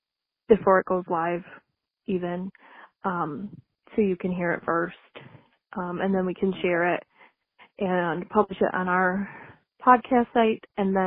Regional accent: Whitesville, United States; I grew up in Whitesville.

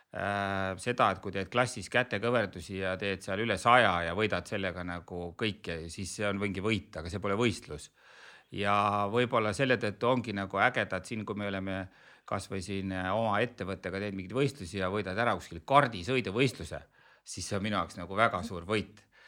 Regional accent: Elva, Tartu County, Estonia; mina olen nagu pärit äh, Eesti vist ühest kõige sportlikumast linnast Elvast

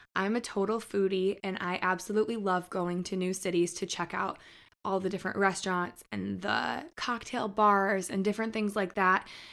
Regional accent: Michigan, United States; moved away as an adult; now in Nashville, United States; I grew up in Michigan, so we were right there on the border

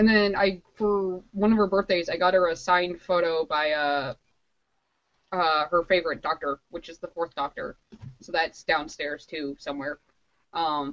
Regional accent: Chicago, Illinois, United States; I'm from Chicago

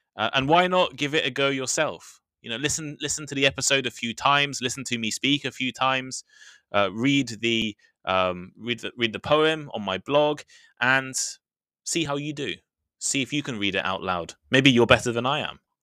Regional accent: United Kingdom; accent: British English; I'm British

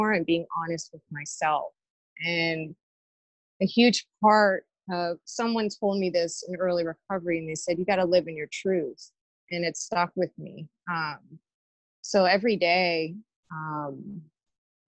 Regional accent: Pittsburgh, Pennsylvania, United States; I'm originally from the East End area of Pittsburgh

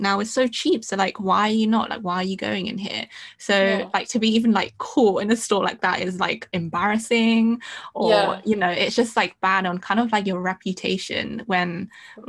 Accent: London, United Kingdom; I was born and raised in London, but I also had such a, like, Asian sort of upbringing

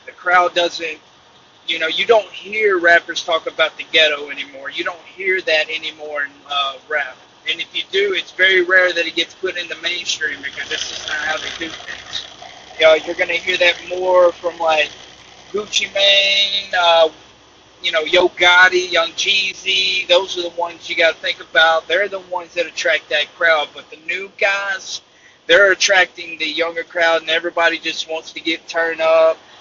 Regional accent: Iuka, Mississippi, United States; I'm from Iuka, Mississippi, small town of 10,000 people

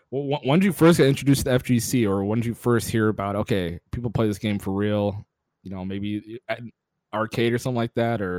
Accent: Atlanta, Georgia, United States; I grew up in Atlanta.

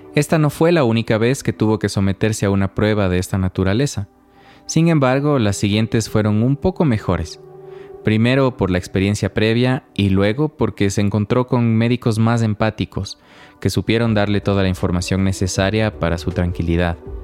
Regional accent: Ecuador; quienes crecimos en el Ecuador de los 80s

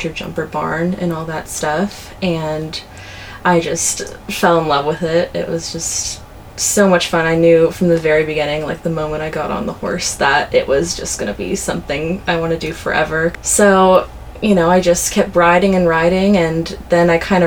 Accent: Orange County, California, United States; moved away as an adult; now in Santa Barbara, United States; I grew up in Orange County

